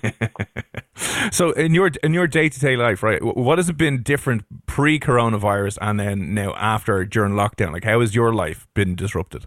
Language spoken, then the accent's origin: English; Ireland; as Irish people